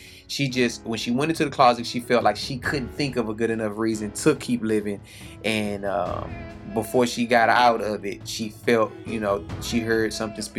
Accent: Houston, Texas, United States; I grew up in Houston

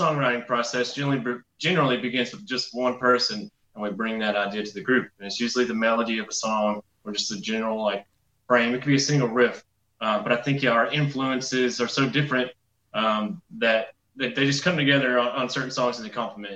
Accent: North Georgia, United States; we're actually all from North Georgia.

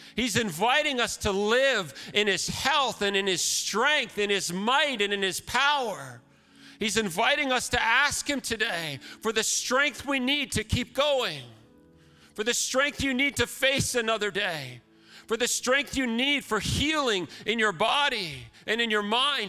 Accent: Canada; as a Canadian

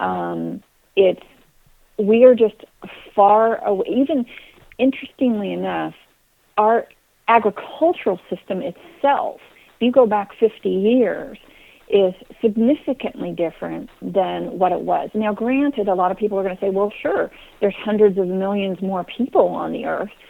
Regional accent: Kansas, United States; moved away; also born or lived in Texas; I grew up in Kansas, although I'm a Texas girl

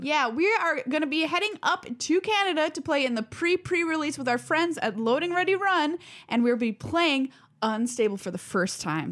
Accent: Duluth, Minnesota, United States; I grew up in Duluth where all our lives revolve around that lift bridge

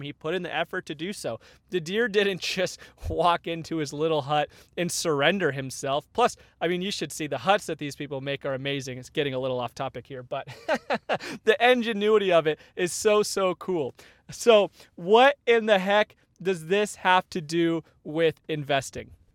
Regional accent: Arizona, United States; now in Northern California, United States; I grew up in Arizona, so not used to having real winters.

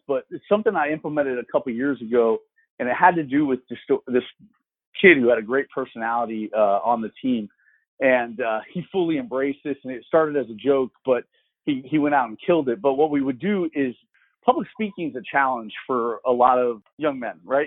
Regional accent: Florida, United States; being in my hometown, I, lived three miles from campus

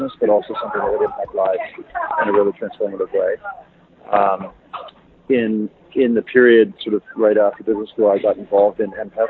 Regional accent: Toronto, Ontario, Canada; now in Kenya; I'm from Toronto originally

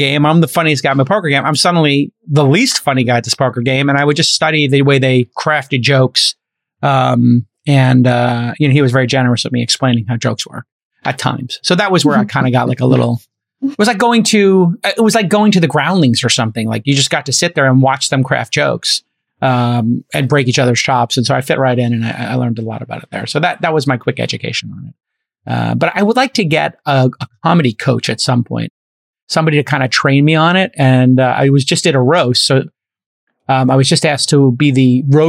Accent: New York City, New York, United States; moved away; also born or lived in Los Angeles; I'm Irish and I'm a writer. And I came from Brooklyn where people just break each other's chops.

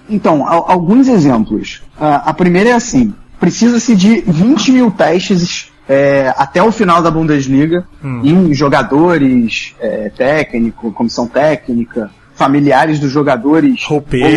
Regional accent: Brazil; now in Duisburg, Germany; quando a gente é brasileiro

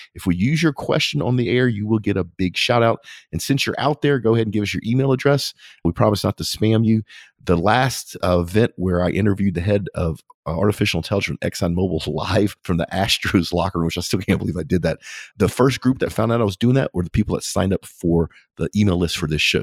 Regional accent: United States; being an American

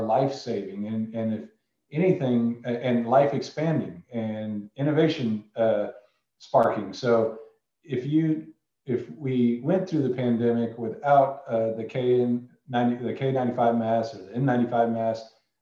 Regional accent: Indiana, United States; moved away; I grew up in Indiana in a small oil field

